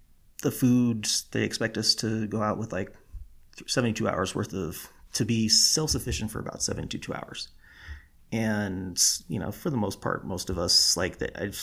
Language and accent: English; California, United States; moved away as an adult; I was born and raised in California